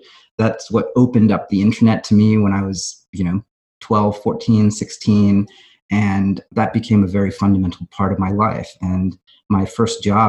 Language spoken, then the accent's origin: English; Fremont, California, United States; I grew up in the Bay Area